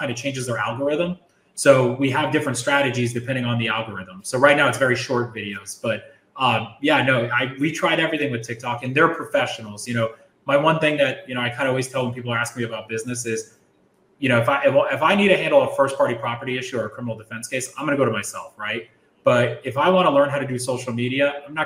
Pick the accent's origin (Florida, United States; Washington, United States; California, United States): Florida, United States; moved away as an adult; now in New York, United States; I'm originally from Florida